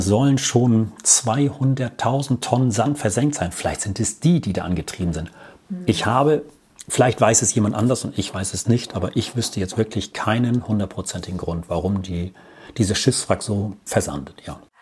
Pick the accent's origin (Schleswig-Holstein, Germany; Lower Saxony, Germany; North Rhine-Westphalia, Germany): Schleswig-Holstein, Germany; Norddorf; also born or lived in Wittdün, Amrum; Also ich bin gebürtiger Nordhoff